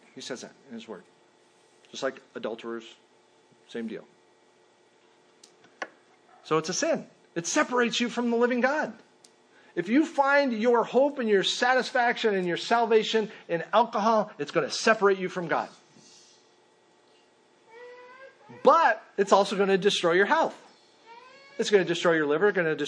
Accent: Minnesota, United States; moved away; I grew up in Minnesota

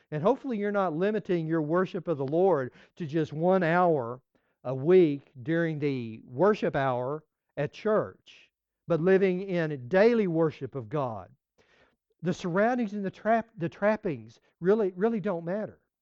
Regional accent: West Texas, United States; moved away as an adult; also born or lived in Florida Keys; I grew up in West Texas

